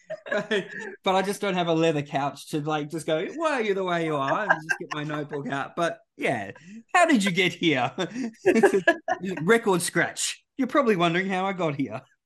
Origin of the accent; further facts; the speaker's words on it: Western Australia, Australia; my own state